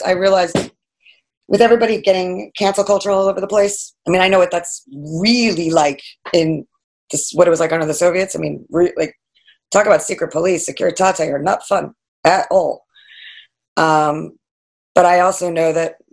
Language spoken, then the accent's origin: English; Fire Island, New York, United States; now in New York City, United States; I grew up in Fire Island here